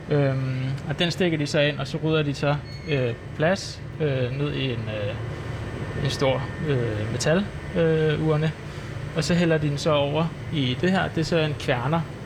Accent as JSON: {"language": "Danish", "town": "Solrød", "region": "Zealand", "country": "Denmark", "tie": "born or raised there", "moved": "yes", "lives_now": "Valby, Denmark", "said": "jeg er jo så født og opvokset i Solrød, men jeg er jo så flyttet til Valby"}